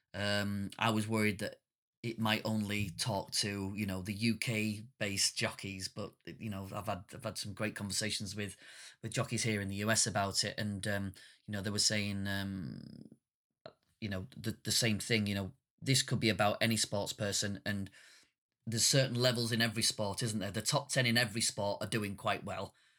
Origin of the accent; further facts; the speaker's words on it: northern Britain, the north of England, United Kingdom; being a working class northern British man